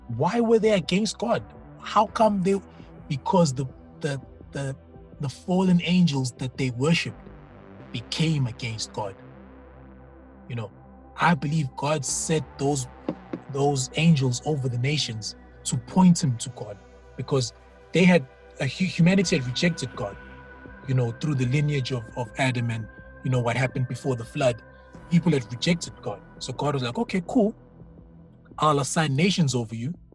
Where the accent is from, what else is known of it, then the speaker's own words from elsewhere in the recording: South Africa; first language Zulu; English is a second language; I come from Zulu speaking background.